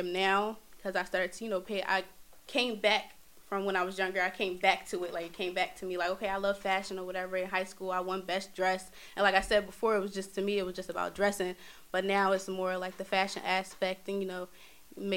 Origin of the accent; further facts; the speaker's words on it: Philadelphia, Pennsylvania, United States; I'm from Philadelphia. Born and raised in Philadelphia